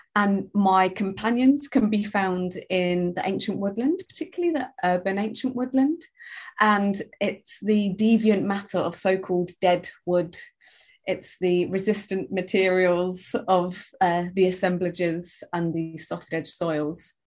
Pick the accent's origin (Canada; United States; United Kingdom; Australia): United Kingdom; London; from London, living in London, uh, a blend of English and Jamaican